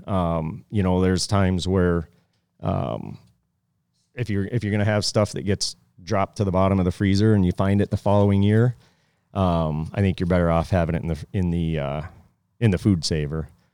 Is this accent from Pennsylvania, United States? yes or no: yes; Pennsylvania, United States; moved away; I grew up in Pennsylvania